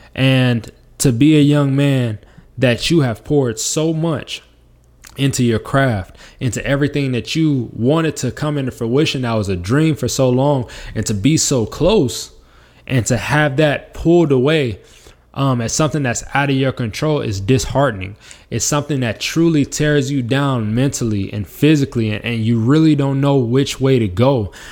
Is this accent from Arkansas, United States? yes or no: no; Las Vegas, Nevada, United States; moved away; my hometown of Las Vegas, Nevada